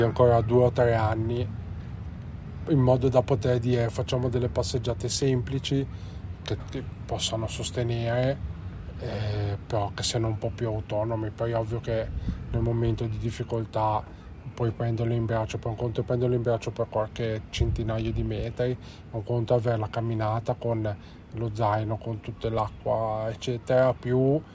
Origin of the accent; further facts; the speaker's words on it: Genoa, Liguria, Italy; noi siamo di Genova